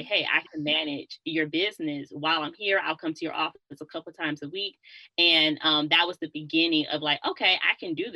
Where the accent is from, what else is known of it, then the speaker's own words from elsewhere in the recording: Detroit, Michigan, United States; moved away as an adult; I'm from Detroit